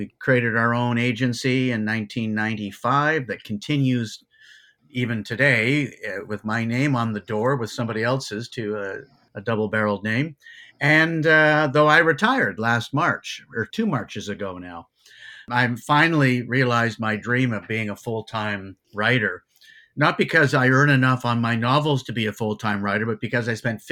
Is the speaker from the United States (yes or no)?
no; Toronto, Ontario, Canada; also born or lived in Hamilton / Ottawa; I was born and raised in Toronto.